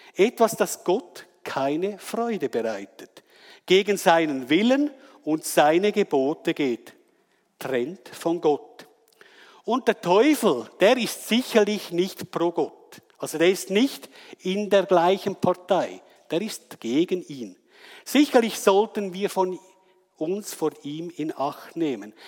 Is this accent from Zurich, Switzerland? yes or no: yes; Wetzikon, Zurich, Switzerland; ich komme aus Wetzikon